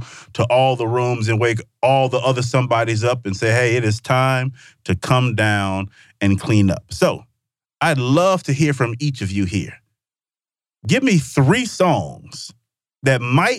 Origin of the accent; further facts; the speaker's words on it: Mississippi, United States; I'm from Mississippi